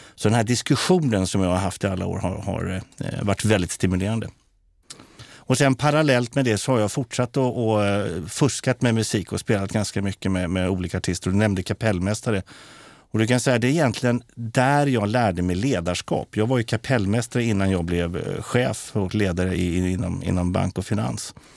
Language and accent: Swedish; Katrineholm, Södermanland, Sweden; när jag växte upp i Katrineholm